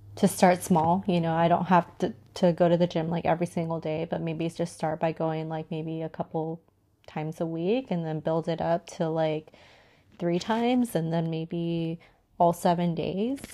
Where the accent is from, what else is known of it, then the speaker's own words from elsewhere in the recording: San Diego, California, United States; I'm from San Diego, so San Diego is known to have, like, the most beautiful weather